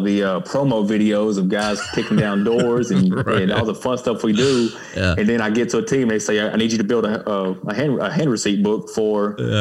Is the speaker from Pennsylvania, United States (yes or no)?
no; Baldwyn, Mississippi, United States; moved away as an adult; growing up in Baldwin, Mississippi.